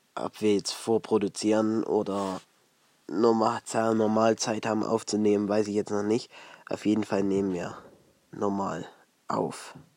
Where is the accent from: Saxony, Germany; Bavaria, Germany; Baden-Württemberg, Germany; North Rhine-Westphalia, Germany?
Saxony, Germany; Ore Mountains; hier in der Region so los, bei uns im Erzgebirge